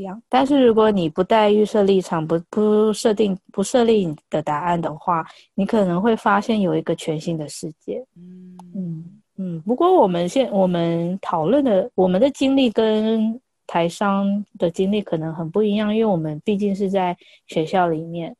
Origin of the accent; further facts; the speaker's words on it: Taiwan; also born or lived in India / United Kingdom; 我们台湾人